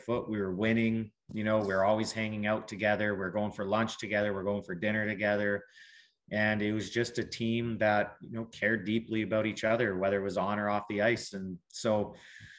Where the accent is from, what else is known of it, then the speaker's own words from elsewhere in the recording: Calgary, Alberta, Canada; also born or lived in Lethbridge; Calgary's obviously my hometown